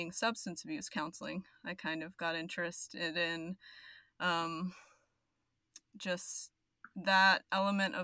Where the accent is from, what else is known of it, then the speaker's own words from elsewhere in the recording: Arizona, United States; now in Dallas, United States; I live in Dallas. I'm originally from Arizona